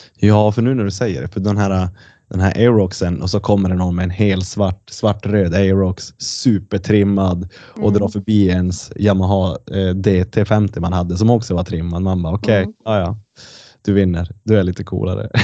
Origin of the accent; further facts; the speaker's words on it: Kiruna, Norrbotten County, Sweden; now in Luleå, Sweden; jag är ju från Kiruna